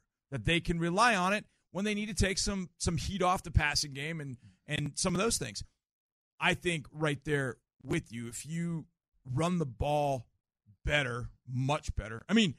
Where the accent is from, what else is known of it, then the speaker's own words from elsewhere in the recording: Texas, United States; I was from Texas